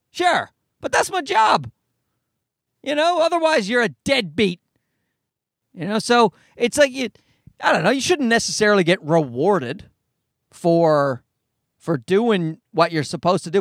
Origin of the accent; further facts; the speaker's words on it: Canada; I'm Canadian